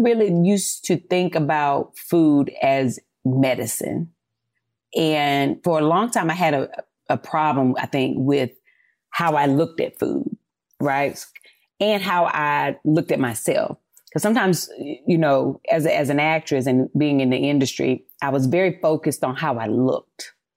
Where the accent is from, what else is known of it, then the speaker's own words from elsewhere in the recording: North Carolina, United States; I'm from North Carolina, you know, from the South